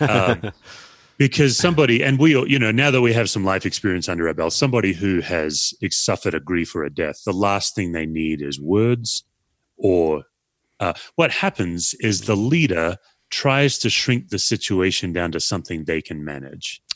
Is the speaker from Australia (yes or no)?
yes; Australia; now in United States; I'm an Aussie